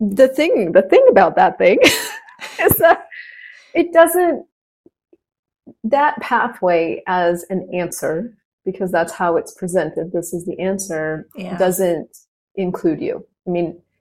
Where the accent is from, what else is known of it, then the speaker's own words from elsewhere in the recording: United States; I am actually American.